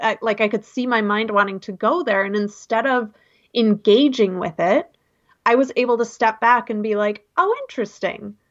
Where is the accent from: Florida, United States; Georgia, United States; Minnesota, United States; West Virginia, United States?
Minnesota, United States; Minneapolis; moved away as an adult; also born or lived in North Dakota / Seattle; I grew up in Minneapolis